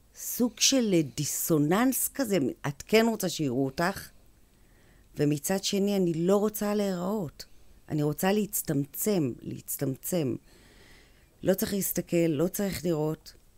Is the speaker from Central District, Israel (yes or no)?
yes; Kiryat Ono, Central District, Israel; גדלתי בקריית אונו